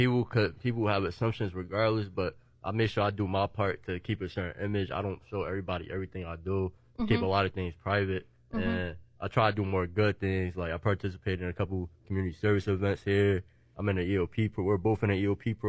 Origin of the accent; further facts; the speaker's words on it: Newark, New Jersey, United States; I'm from Newark.